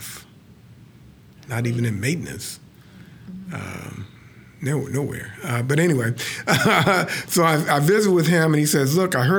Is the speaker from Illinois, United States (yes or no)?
yes; Chicago, Illinois, United States; Born and raised in Chicago.